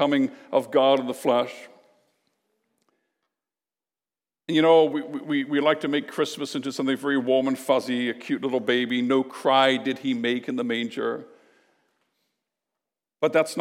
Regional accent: Canada; we're Canadian.

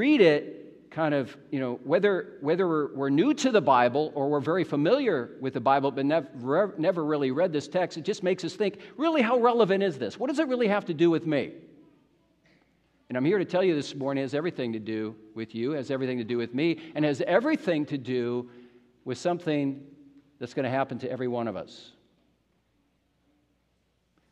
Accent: United States; moved away as an adult; now in Canada; you have an American in your midst. And it's kind of strange being here as an American.

